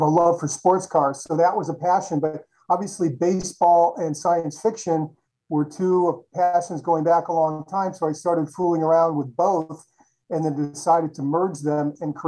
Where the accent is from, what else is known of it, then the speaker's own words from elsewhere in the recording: Chicago, Illinois, United States; I grew up in Chicago